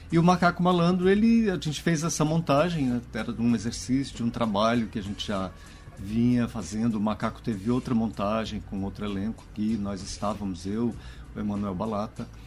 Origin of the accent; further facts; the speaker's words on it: Goiás, Brazil; also born or lived in Minas Gerais; now in Maranhão, Brazil; Mas eu fui um mineiro que nasceu por acidente em Minas, me criei em Goiás e eu digo sempre que eu renasci no Maranhão.